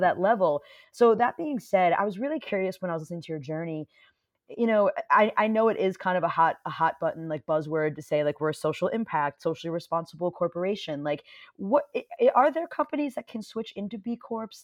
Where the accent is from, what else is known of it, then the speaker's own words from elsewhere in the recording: Westchester, New York, United States; I grew up in Westchester, but we weren't in, like, the rich part of Westchester